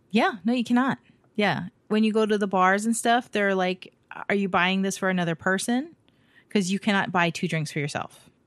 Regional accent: United States; being American, raised American

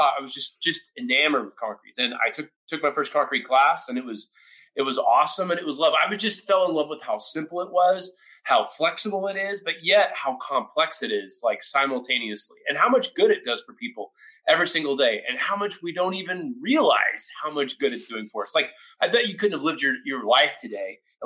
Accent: Oklahoma, United States; I grew up in Oklahoma

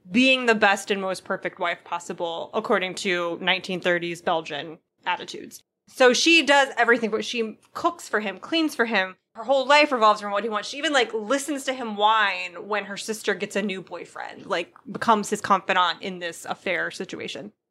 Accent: Venezuela; English is a second language; I'd not mentioned before, but I'm originally from Venezuela, and though my country hasn't gone through a civil war in the strict sense

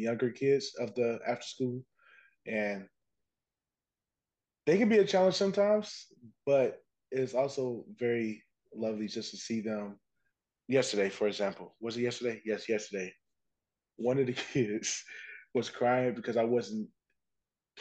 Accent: Indiana, United States; I'm from Indiana. All I know is the flatlands.

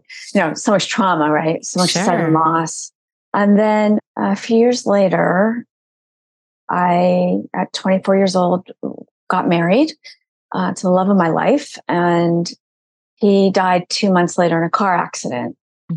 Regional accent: Malibu, California, United States; I grew up in Malibu.

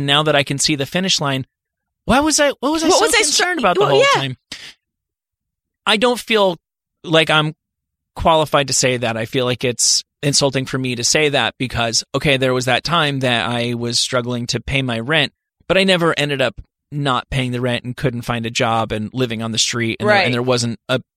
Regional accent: New Jersey, United States; moved away; I'm from New Jersey

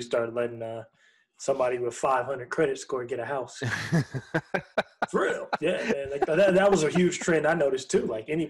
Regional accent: Oregon, Washington area, Pacific Northwest, United States; now in Texas, United States; I'm from the Oregon, Washington area.

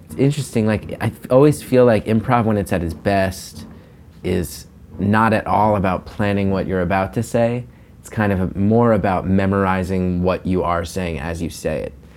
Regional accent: New Jersey, United States; now in New York, United States; growing up in North Jersey

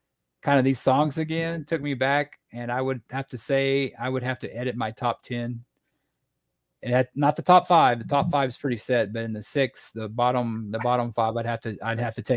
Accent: Texas, United States; growing up in Texas

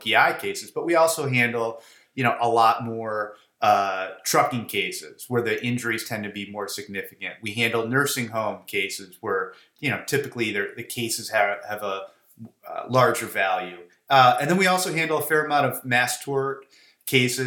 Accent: Chicago, Illinois, United States; I was born and bred in Chicago. I guess I was too stupid to leave

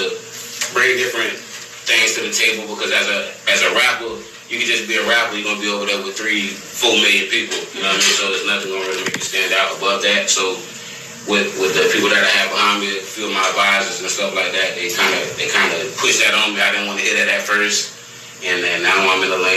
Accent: Clearwater, Florida, United States; also born or lived in Tarpon Springs, Florida; originally from Clearwater, Florida, Tarpon Springs

